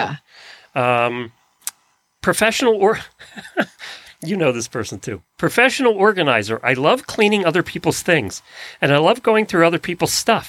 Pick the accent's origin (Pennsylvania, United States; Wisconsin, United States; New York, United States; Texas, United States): Pennsylvania, United States; I'd be growing up in Lancaster County, Pennsylvania, a lot of those barns were painted with stuff.